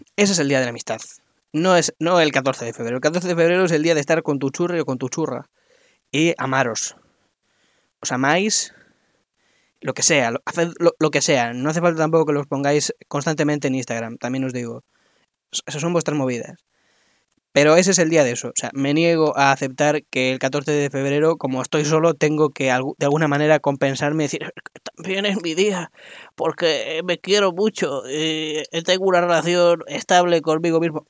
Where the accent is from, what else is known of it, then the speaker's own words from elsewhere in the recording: Madrid, Community of Madrid, Spain; soy de Madrid